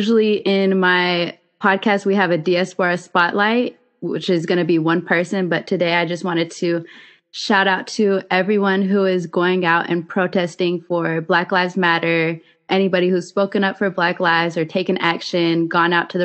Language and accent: English; Decatur, Georgia, United States; I'm from Ethiopia, but I'm from Decatur, Georgia.